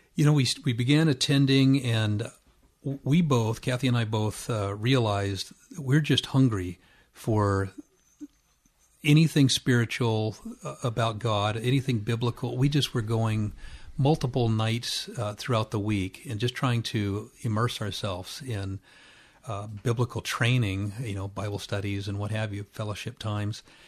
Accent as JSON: {"language": "English", "area": "Orange County", "region": "California", "country": "United States", "tie": "born or raised there", "also_born_or_lived": "Riverside, California", "said": "we were in Orange County, which is just adjacent to that, and grew up there"}